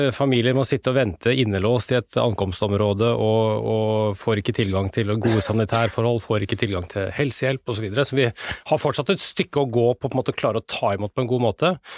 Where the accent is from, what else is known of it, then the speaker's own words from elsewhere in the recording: Norway; her hjemme i Norge